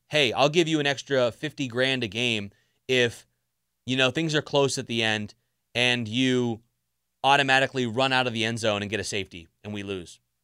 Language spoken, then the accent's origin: English; South Florida, United States; I grew up down in South Florida